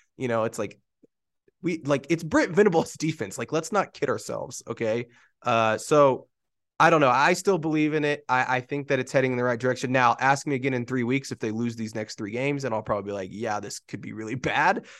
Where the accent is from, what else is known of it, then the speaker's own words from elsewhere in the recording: Oklahoma, United States; now in Denver, United States; me growing up in Oklahoma